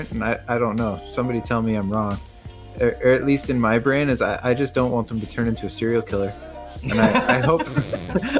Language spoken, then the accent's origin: English; Canada; I'm Canadian